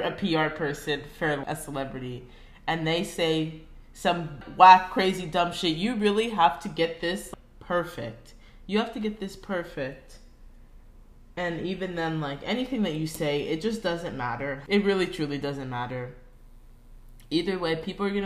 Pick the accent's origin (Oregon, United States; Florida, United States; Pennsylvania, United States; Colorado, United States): Florida, United States; I'm American